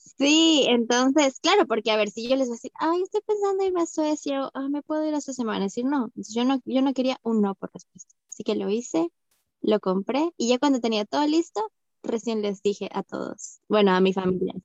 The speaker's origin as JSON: {"language": "Spanish", "region": "Arequipa", "country": "Peru", "also_born_or_lived": "Brazil", "moved": "as an adult", "lives_now": "Sweden", "said": "yo soy de Arequipa, como tú"}